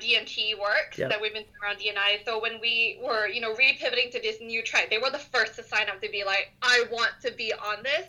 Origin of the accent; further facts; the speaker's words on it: Singapore; moved away as an adult; now in United States; I'm originally from Singapore